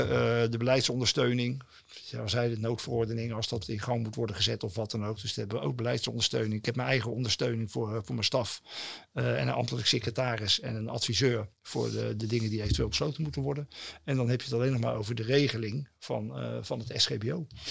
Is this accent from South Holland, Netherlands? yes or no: yes; Rotterdam, South Holland, Netherlands; Ik ben een jongen van de stad en eh, ik ben geboren in Delfshaven